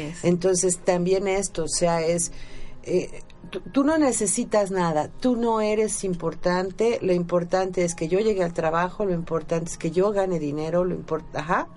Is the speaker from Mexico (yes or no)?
yes; Mexico; nosotros como mexicanos